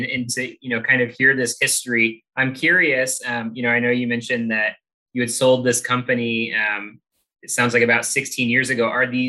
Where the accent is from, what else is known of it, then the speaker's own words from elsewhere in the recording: Miami Valley, Ohio, United States; growing up in the Miami Valley